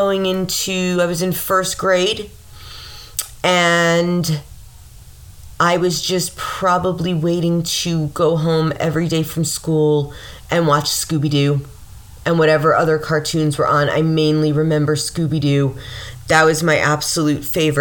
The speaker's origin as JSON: {"language": "English", "town": "Mount Vernon", "region": "New York", "country": "United States", "tie": "born or raised there", "said": "growing up in Mount Vernon, a lot of people like got married to Mount Vernon people"}